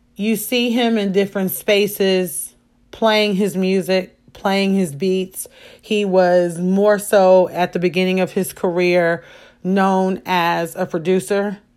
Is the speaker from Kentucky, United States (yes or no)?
no; Chicago, Illinois, United States; I am a Chicagoan